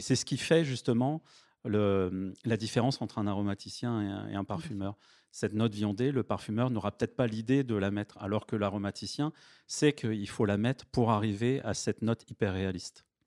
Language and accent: French; Vincennes, Île-de-France, France; J'ai grandi à Vincennes